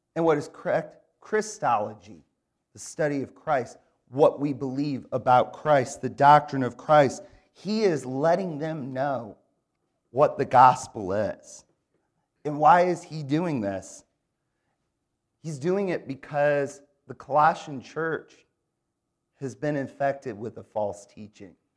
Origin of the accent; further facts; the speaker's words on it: Grand Rapids, Michigan, United States; now in Raleigh, United States; I grew up in Grand Rapids, Michigan